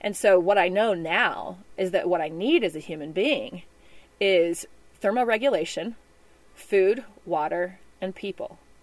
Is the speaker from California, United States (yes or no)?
no; Memphis, Tennessee, United States; moved away; also born or lived in Texas / Sonoran Desert; I was born in Texas, but I grew up in Memphis, Tennessee